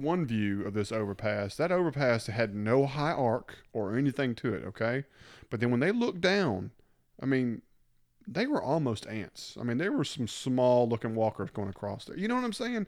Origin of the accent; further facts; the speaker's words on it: the South, United States; We're from the South